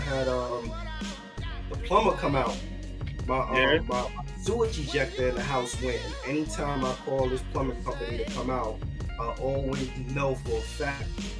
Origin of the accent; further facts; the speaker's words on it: Bronx, New York, United States; Originally from the South Bronx, born and raised 168th Street and Union Avenue. That's my old stomping grounds.